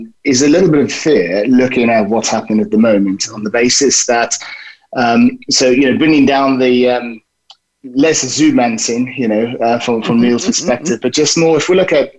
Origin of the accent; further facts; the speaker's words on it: South Africa; moved away; I grew up in South Africa